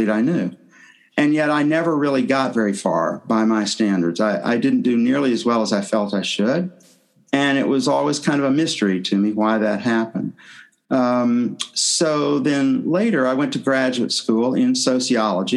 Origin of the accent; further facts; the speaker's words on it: Tennessee, United States; moved away as an adult; I'm from the southern U.S. I'm from Tennessee. I grew up there